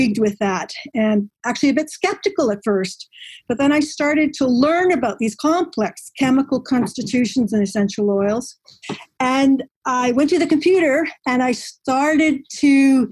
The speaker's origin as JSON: {"language": "English", "town": "Maple Ridge", "region": "British Columbia", "country": "Canada", "tie": "born or raised there", "said": "I grew up in Maple Ridge. That's in British Columbia in Canada."}